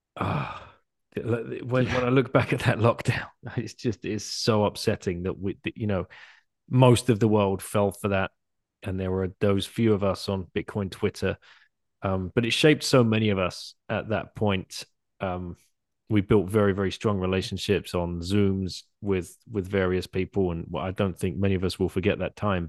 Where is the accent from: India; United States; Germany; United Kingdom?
United Kingdom; moved away; as a British person